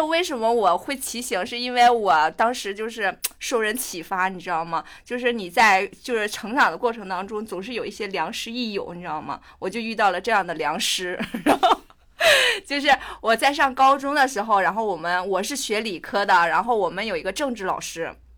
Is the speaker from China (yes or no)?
yes; Tangshan, Hebei, China; 我家乡是唐山的